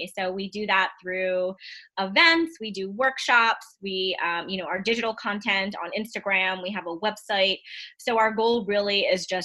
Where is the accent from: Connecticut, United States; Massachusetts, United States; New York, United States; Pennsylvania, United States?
New York, United States; New York City; moved away; I'm from Queens